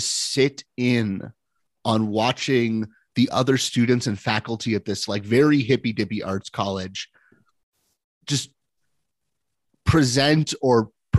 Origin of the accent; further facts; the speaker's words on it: Seattle, Washington, United States; I was born in Seattle